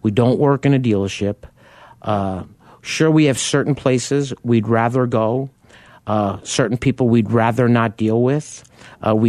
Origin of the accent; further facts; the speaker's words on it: New York, United States; me being a New Yorker